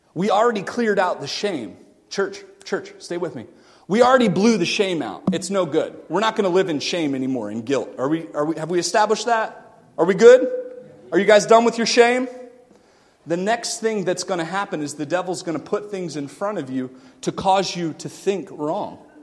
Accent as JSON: {"language": "English", "town": "Melbourne", "region": "Florida", "country": "United States", "tie": "born or raised there", "moved": "yes", "said": "I grew up in Florida. 12 years, like five minutes from the beach. And it's in a town called Melbourne"}